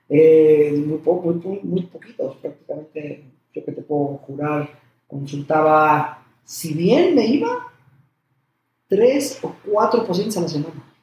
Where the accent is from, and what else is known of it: Mexico